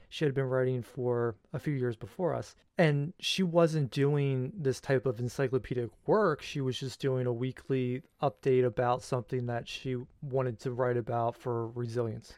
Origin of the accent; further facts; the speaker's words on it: United States; as the American people